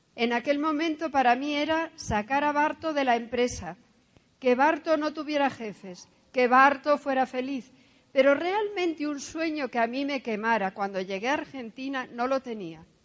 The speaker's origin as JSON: {"language": "Spanish", "region": "Asturias", "country": "Spain", "tie": "born or raised there", "said": "nací en España, en Asturias. Soy hija única, hija de un militar y una de casa. Eh, estudié en un colegio religioso."}